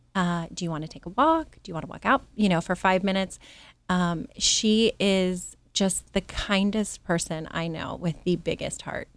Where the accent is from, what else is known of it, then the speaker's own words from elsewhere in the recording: Alexandria, Virginia, United States; moved away; I grew up in Alexandria, Virginia